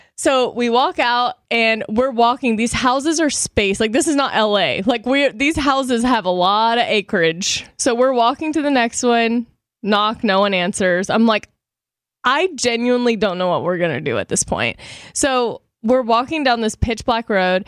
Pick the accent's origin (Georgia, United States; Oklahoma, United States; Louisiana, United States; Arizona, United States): Louisiana, United States; Shreveport; moved away; I was, like, in Dallas and then Shreveport, Louisiana, which is my hometown